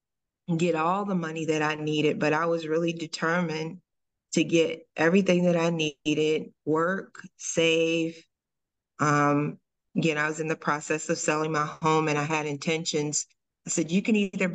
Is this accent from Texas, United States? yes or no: no; Dayton, Ohio, United States; now in Cincinnati, United States; I'm originally from Dayton, Ohio, but I moved to Cincinnati. I've been here almost 30 years.